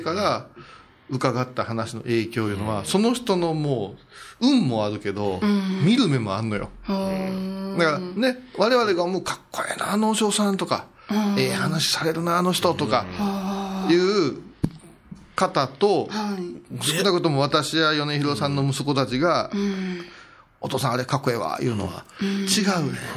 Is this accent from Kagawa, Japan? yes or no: no; Kurashiki, Okayama, Japan; 地元倉敷